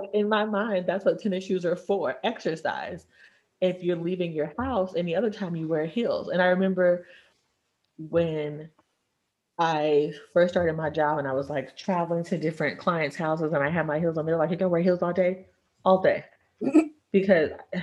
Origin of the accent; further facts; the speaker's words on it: Texas, United States; I'm from Texas